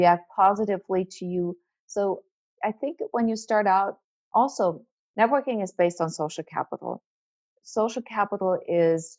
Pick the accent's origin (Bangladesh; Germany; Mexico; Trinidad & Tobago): Germany; English is a second language; moved away as an adult; now in United States; I'm not American, but I'm not really German. I'm the German who lives in America.